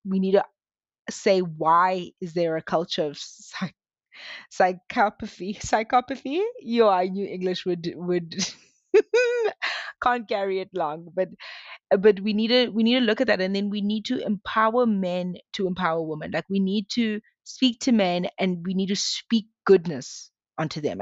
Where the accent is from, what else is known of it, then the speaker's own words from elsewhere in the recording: South Africa; I grew up in South Africa